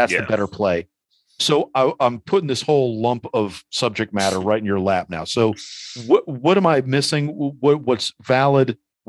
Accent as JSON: {"language": "English", "town": "New York City", "region": "New York", "country": "United States", "tie": "born or raised there", "said": "growing up in New York City in the 80s, like I used to look out the window every time I heard police sirens."}